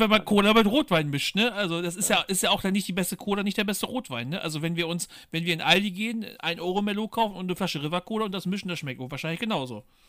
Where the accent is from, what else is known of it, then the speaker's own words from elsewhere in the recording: Bielefeld, North Rhine-Westphalia, Germany; also born or lived in Paderborn; ich komme halt aus Bielefeld